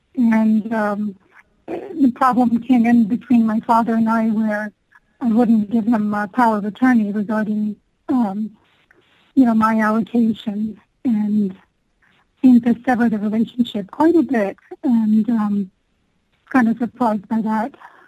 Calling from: Colorado Springs, Colorado, United States; I'm calling from Colorado Springs.

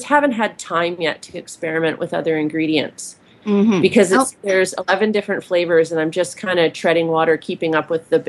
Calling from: Vancouver Island, British Columbia, Canada; I'm calling from Vancouver Island, British Columbia.

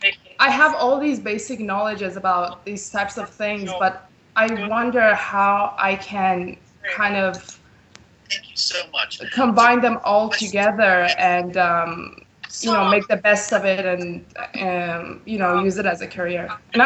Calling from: Vancouver, British Columbia, Canada; I'm calling from Vancouver, BC, Canada.

